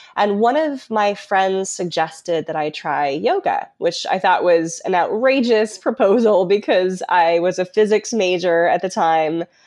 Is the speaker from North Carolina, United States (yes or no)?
no; Colorado, United States; I was raised in Colorado